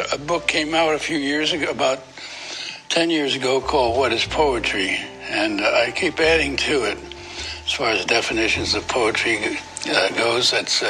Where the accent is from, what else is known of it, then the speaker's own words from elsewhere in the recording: Yonkers, New York, United States; born there; Oh, I was born in South Yonkers.